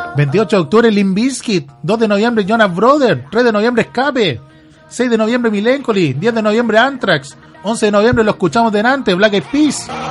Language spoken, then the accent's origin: Spanish; Chile; que vienen muchas bandas a Chile a visitarnos, eh, somos el oasis de Sudamérica